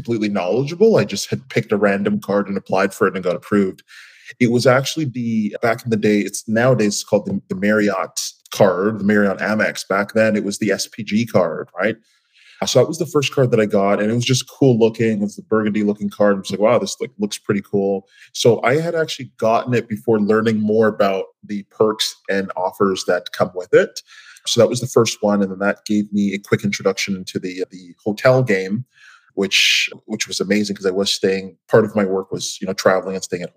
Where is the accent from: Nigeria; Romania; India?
Nigeria; now in Toronto, Canada; I'm originally from Nigeria.